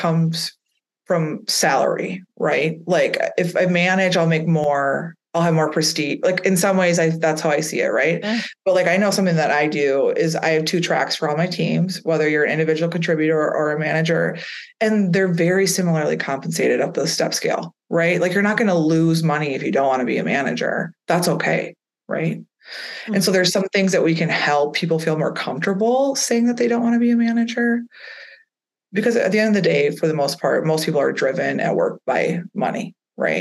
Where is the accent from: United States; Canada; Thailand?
United States; Midwest; I'm from the Midwest